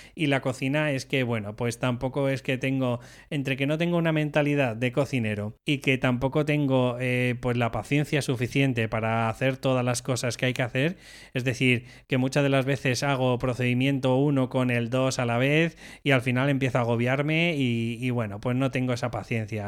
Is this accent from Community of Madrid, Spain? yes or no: yes; Madrid, Community of Madrid, Spain; Yo soy de Madrid